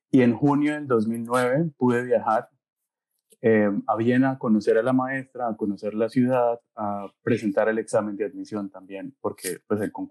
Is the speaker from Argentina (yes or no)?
no; Bucaramanga, Santander, Colombia; moved away as an adult; also born or lived in Eisenstadt, Austria; now in Siegen, Germany; Yo soy de Bucaramanga